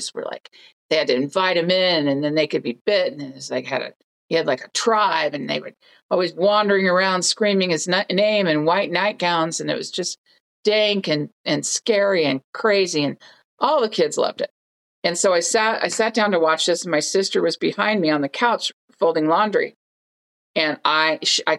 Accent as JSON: {"language": "English", "town": "Oakland", "region": "California", "country": "United States", "tie": "born or raised there", "said": "our little apartment that we shared in Oakland, California, where I grew up in the Bay Area, San Francisco Bay Area."}